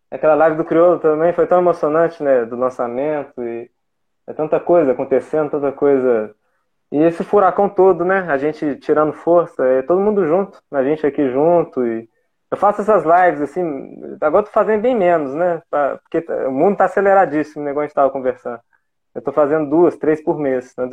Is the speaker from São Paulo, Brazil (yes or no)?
no; Coroa, Bahia, Brazil; eu cresci ali em Coroa.